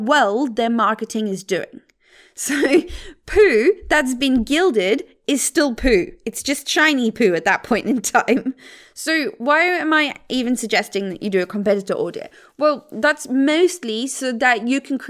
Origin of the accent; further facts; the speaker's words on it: South Africa; the mountains where I grew up in South Africa